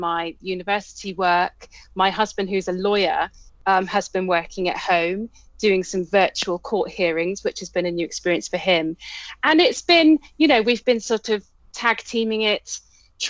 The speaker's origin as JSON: {"language": "English", "town": "Colchester", "region": "East of England", "country": "United Kingdom", "tie": "born or raised there", "also_born_or_lived": "Cambridge / London", "moved": "as an adult", "said": "I'm originally from Essex, from Colchester, where I grew up, spent most of my childhood and teenage years"}